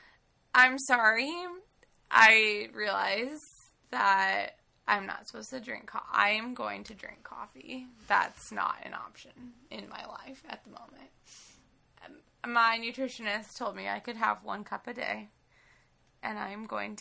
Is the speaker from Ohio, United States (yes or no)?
no; Idaho, United States; We're from Idaho